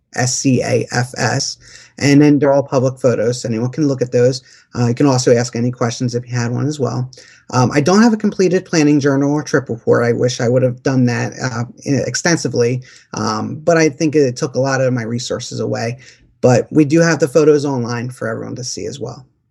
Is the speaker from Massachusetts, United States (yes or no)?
no; Philadelphia, Pennsylvania, United States; We're from Philadelphia, and we have that Rocky mentality